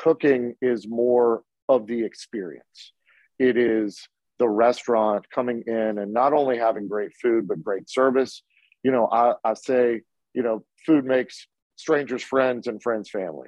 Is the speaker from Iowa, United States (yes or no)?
no; Charleston, West Virginia, United States; also born or lived in Morgantown, West Virginia / St. Albans, West Virginia; I grew up here. I was born in Morgantown, lived in St. Albans. And then, you know, we moved to Charleston